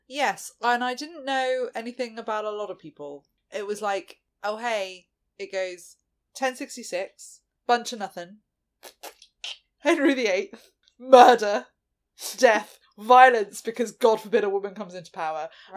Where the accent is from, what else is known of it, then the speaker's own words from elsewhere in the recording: United Kingdom; we are an English speaking country